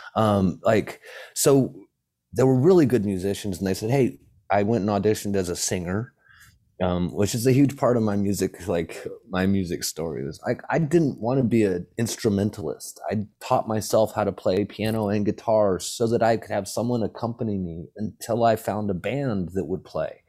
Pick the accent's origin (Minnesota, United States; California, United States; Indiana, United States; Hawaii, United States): Hawaii, United States; growing up in Hawaii